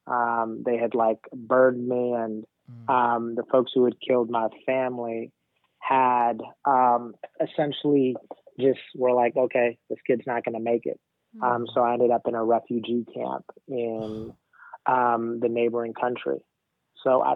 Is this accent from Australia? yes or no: no; New Orleans, Louisiana, United States; also born or lived in Rwanda; So I grew up in New Orleans. But I'm not from New Orleans. I actually am from Rwanda.